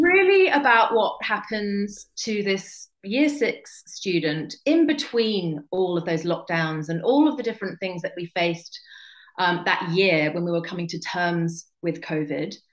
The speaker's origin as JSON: {"language": "English", "region": "England", "country": "United Kingdom", "said": "I'm just English."}